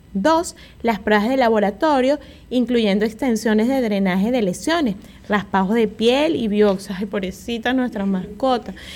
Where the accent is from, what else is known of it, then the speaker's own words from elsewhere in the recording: Venezuela; moved away; en mi país habían unas pastillas